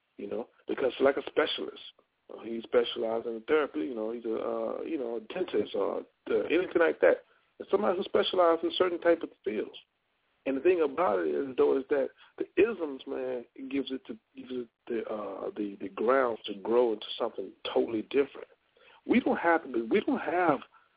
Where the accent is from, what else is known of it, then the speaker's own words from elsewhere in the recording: Louisiana, United States; I'm from Louisiana